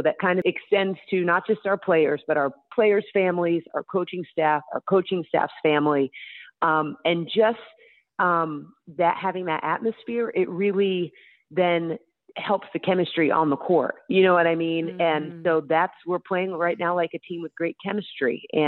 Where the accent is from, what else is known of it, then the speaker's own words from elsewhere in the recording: Alpharetta, Georgia, United States; Yeah, well, I went to high school outside of Atlanta in a city called Alpharetta. And before then, I had lived in a lot of cities. I was kind of like a nomad growing up because of my dad's job.